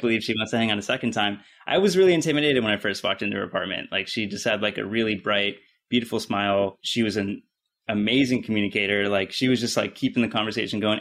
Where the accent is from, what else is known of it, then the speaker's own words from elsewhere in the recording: near Pittsburgh, Pennsylvania, United States; now in Los Angeles, United States; I grew up in Pittsburgh or near Pittsburgh